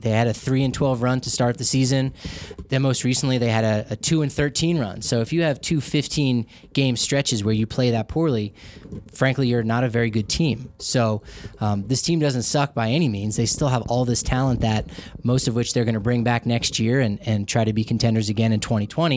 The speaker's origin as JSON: {"language": "English", "region": "Colorado", "country": "United States", "said": "I was from Colorado"}